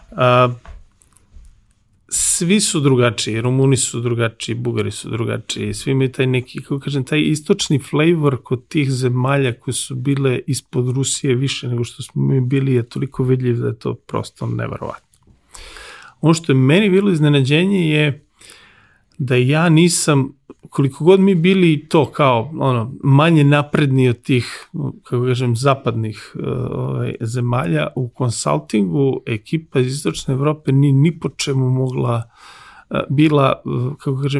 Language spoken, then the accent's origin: Croatian; Serbia; ja sam konsultant koji je Srbin